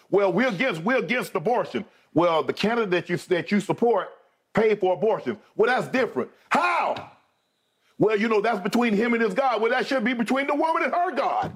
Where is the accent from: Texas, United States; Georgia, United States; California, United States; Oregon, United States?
Georgia, United States; Glennville; I'm from Georgia.